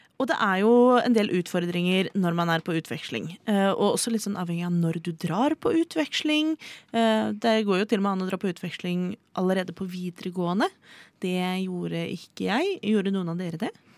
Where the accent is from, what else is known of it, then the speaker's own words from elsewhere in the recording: Oslo, Norway; Jeg er født og oppvokst i Oslo